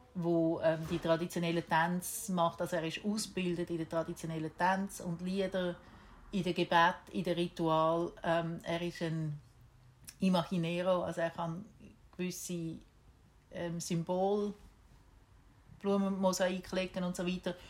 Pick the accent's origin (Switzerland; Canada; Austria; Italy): Switzerland; moved away as an adult; ich bin keine typische Schweizerin